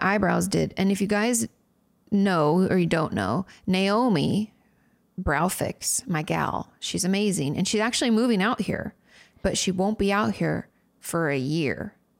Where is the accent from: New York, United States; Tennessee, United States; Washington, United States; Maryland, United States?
Washington, United States; moved away as an adult; also born or lived in California; now in Texas, United States; which I grew up in Washington